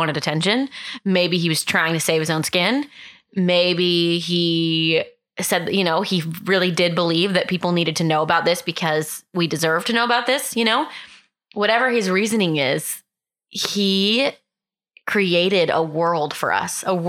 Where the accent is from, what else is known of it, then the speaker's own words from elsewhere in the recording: Texas, United States; growing up in Texas